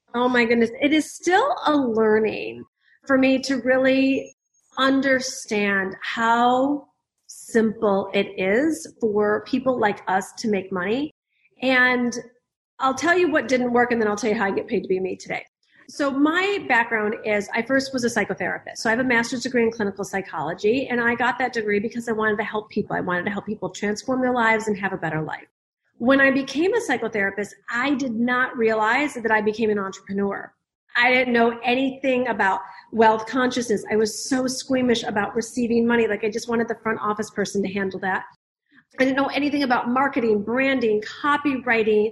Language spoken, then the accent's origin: English; the Midwest of America, United States; I grew up in the Midwest of America